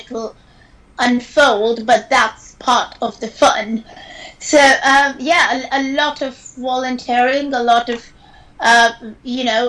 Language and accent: English; India; moved away as an adult; now in United Kingdom; growing up in India